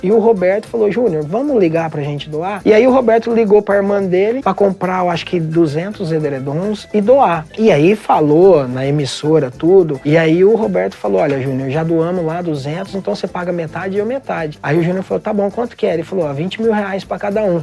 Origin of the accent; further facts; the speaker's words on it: Brazil; nós brasileiros